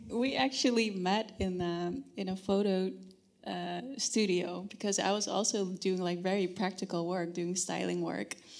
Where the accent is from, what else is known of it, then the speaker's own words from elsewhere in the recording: Netherlands; I was born in the Netherlands